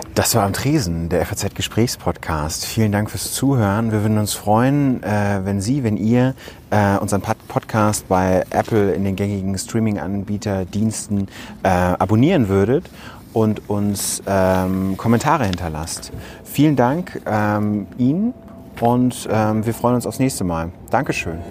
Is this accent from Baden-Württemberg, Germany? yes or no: no; Ruhr area, North Rhine-Westphalia, Germany; ich komme aus dem Ruhrgebiet